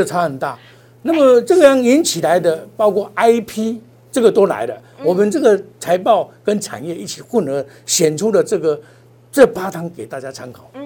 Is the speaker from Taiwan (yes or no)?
yes; Taiwan; 我们台湾人